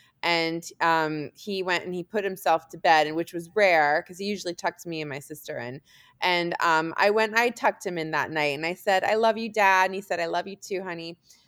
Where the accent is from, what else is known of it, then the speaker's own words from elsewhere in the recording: Germany; born there; also born or lived in California / Washington DC; I was born in Germany. We lived in California, ended up in the DC area because my dad was at the Pentagon.